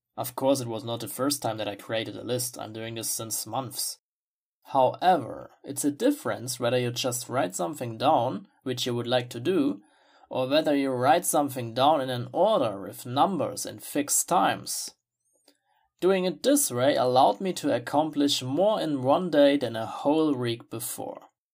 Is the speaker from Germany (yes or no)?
yes; Germany; English is a second language; I'm from Germany myself